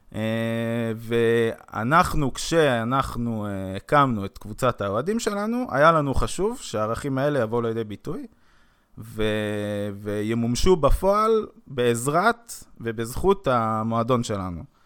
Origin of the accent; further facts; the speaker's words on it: Jerusalem, Jerusalem District, Israel; בגדול אני ירושלמי, נולדתי בירושלים